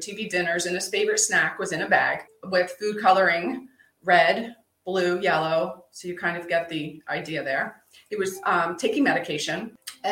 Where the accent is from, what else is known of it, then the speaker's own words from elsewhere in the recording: Pennsylvania, United States; started on a farm growing up in Pennsylvania